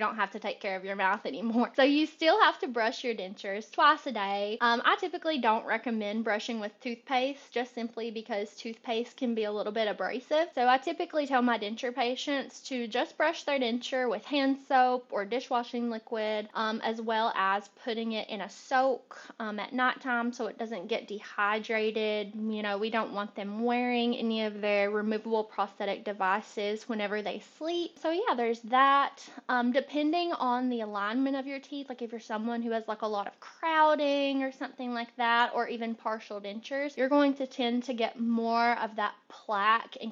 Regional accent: Kentucky, United States; now in Charlotte, United States; I'm originally from Kentucky.

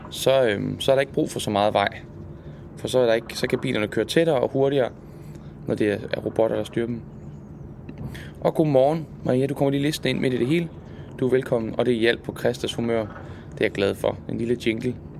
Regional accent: Jutland, Denmark; now in Zealand, Denmark; Hjemme i Jylland.

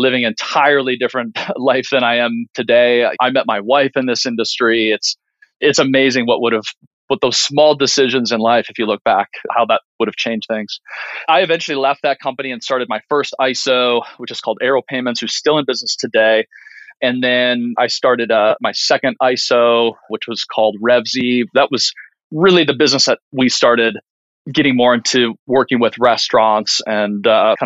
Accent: Minnesota, United States; when I grew up in Minnesota

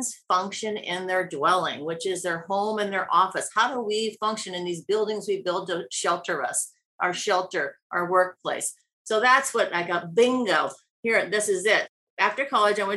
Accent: Iowa, United States; moved away as an adult; also born or lived in New York City / Los Angeles; now in Laguna Beach, United States; my little town in Iowa of 10,000 people

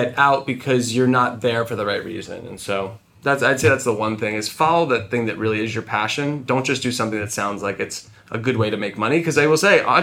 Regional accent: New Jersey, United States; I grew up in New Jersey in a small sort of town

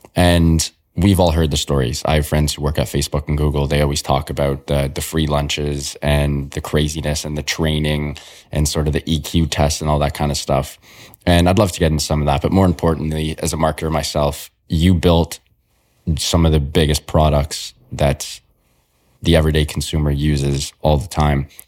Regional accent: Toronto, Ontario, Canada; I was born and raised in Toronto

